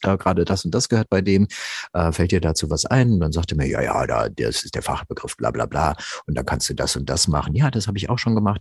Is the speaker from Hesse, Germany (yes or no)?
yes; Rüsselsheim, Hesse, Germany; also born or lived in Offenbach; ich bin in Offenbach geboren. Ja, besser noch in Rüsselsheim aufgewachsen